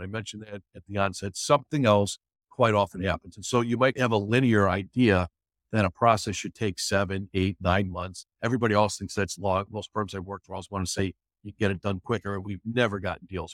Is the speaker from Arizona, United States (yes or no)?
no; Chicago, Illinois, United States; I grew up in the Chicago area, from Chicago originally, live in the city now.